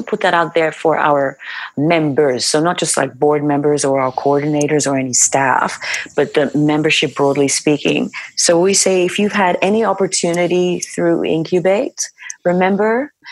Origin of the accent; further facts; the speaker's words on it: Nigeria; moved away as an adult; when I think about my life in Nigeria, I know that if I needed a job, it was a phone call away